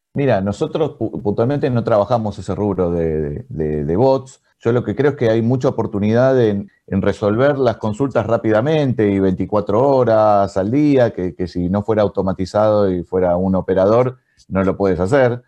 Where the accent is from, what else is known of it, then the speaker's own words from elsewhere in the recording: Argentina; en Argentina, de donde nacimos